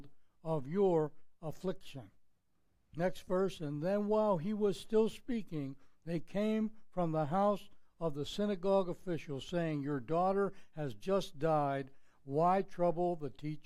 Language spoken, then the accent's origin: English; Pittsburgh, Pennsylvania, United States; moved away; I was growing up in Pittsburgh, Pennsylvania